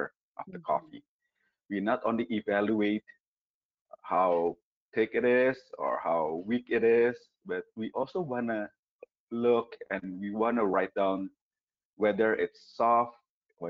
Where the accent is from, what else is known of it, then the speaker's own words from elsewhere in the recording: Indonesia; I came from Indonesia, where we actually grew coffee